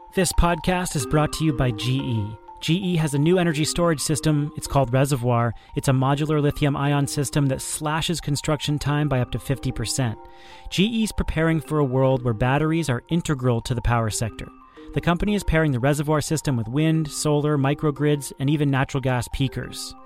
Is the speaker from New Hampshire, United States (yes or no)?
yes; New Hampshire, United States; I grew up in New Hampshire